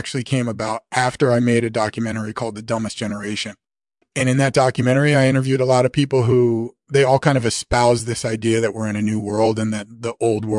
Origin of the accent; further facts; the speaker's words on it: Australia; I grew up in Australia, and even though I was always aware of the fact that there was this old world out there, I never really thought about connecting with it.